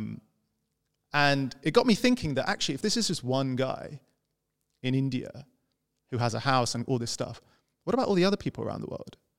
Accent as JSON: {"language": "English", "region": "London", "country": "United Kingdom", "said": "I was this guy from London who studied economics"}